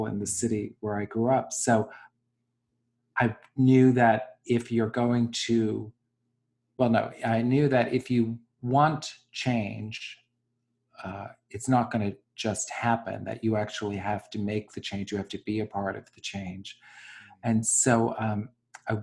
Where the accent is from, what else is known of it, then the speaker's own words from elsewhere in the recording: New York, United States; accent: Bronx; my Bronx accent